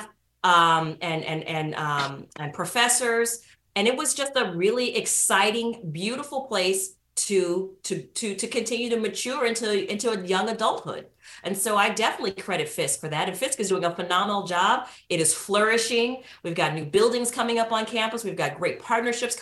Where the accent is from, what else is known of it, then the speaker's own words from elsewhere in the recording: San Francisco, California, United States; moved away as an adult; also born or lived in Nashville, Tennessee; I grew up in San Francisco, California